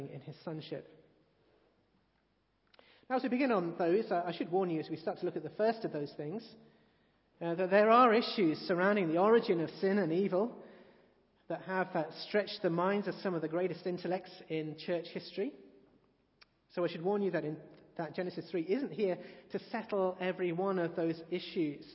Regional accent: England, United Kingdom; I've always thought that one of the better things about being English is that many of us are somewhat embarrassed about being English

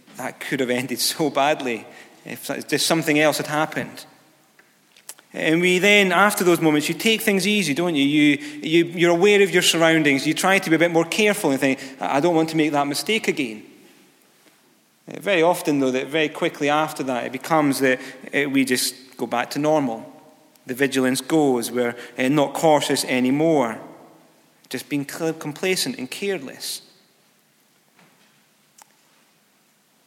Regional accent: near Galashiels, Scotland, United Kingdom; I was driving from my hometown to Galles Shields. It was a local town about 3 miles away

